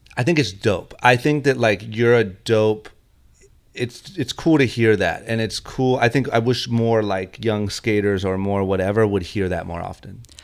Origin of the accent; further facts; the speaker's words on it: Akron, Ohio, United States; now in California, United States; when I was growing up, I'm from Akron, Ohio